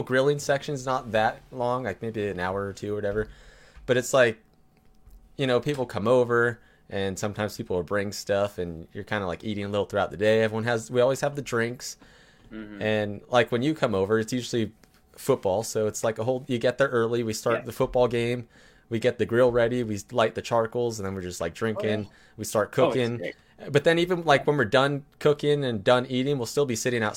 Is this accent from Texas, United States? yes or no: no; California, United States; I'm from California